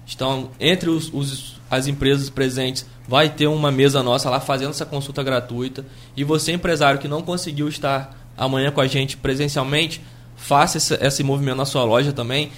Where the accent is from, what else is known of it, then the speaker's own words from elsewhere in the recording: Brazil; a gente, enquanto brasileiro